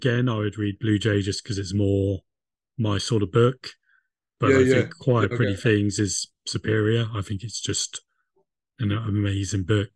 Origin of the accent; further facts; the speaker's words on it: Crookhorn, South East England, United Kingdom; We both went to Crookhorn School.